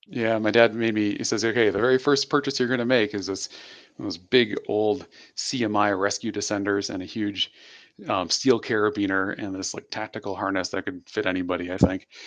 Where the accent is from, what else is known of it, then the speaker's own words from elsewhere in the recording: Michigan, United States; moved away; I grew up in the Midwest in Michigan specifically